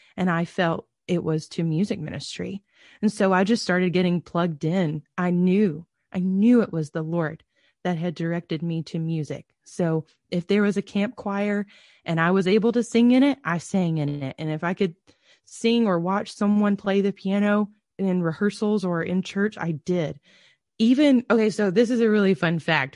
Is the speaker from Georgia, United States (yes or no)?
yes; Georgia, United States; I grew up as a P K in the middle of nowhere in Georgia